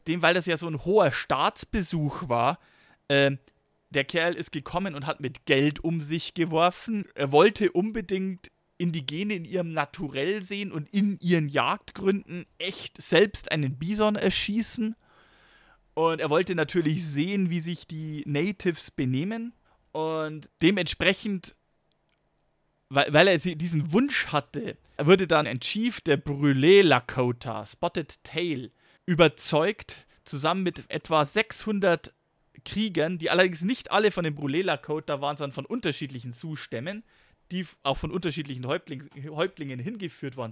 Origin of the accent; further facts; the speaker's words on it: Germany; bei uns in Deutschland